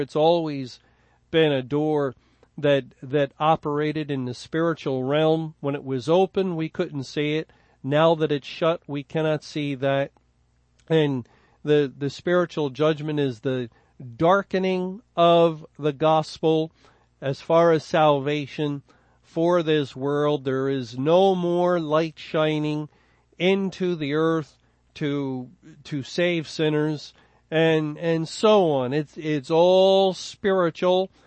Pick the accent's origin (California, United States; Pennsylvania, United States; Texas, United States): Pennsylvania, United States; Philadelphia; I was born in Philadelphia